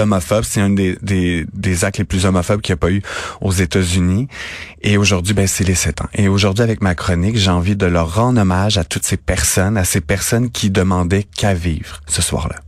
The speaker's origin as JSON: {"language": "French", "town": "Napierville", "region": "Quebec", "country": "Canada", "tie": "born or raised there", "said": "moi, je viens de Napierville, en Montérégie"}